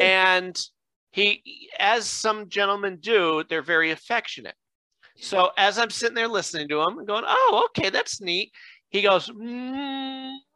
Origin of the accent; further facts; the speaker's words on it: Scranton, Pennsylvania, United States; I'm born and raised in Scranton